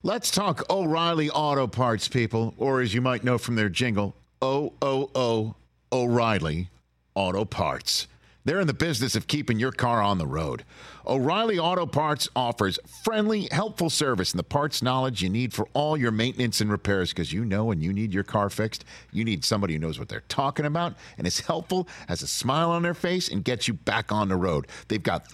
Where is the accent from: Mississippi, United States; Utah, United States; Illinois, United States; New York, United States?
New York, United States; New York City; also born or lived in Staten Island, New York; I am from originally Brooklyn, moved to Staten Island